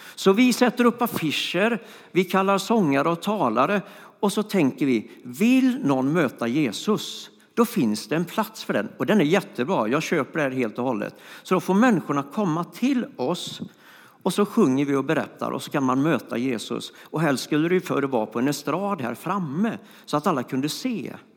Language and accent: Swedish; Floby, Västra Götaland, Sweden; moved away; also born or lived in Stockholm; jag kommer från Floby och då går man inte på gymnasiet så ofta